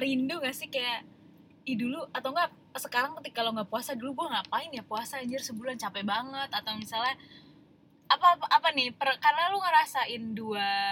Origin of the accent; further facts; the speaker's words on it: Padang, West Sumatra, Indonesia; gue orang Padang